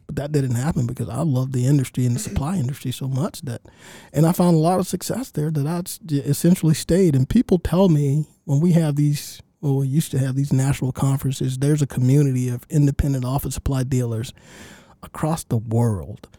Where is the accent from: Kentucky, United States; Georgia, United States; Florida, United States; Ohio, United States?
Georgia, United States; Augusta; I, grew up in Augusta, actually not far from the studio